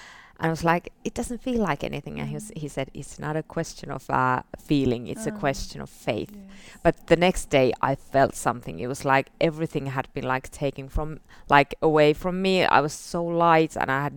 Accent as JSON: {"language": "English", "region": "northern Finland", "country": "Finland", "said": "I'm from northern parts of Finland, and I've got a beautiful family there"}